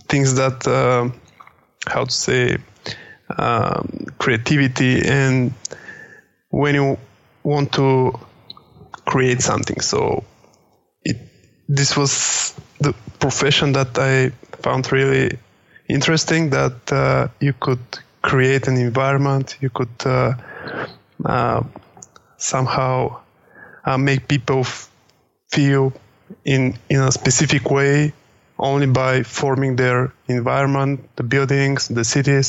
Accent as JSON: {"language": "English", "country": "Bulgaria", "tie": "born or raised there", "also_born_or_lived": "Sofia, Bulgaria"}